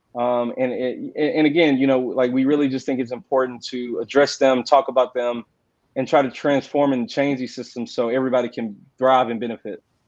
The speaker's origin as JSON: {"language": "English", "town": "Houston", "region": "Texas", "country": "United States", "tie": "born or raised there", "also_born_or_lived": "Austin, Texas", "said": "I'm originally from Houston. I was raised by my grandparents"}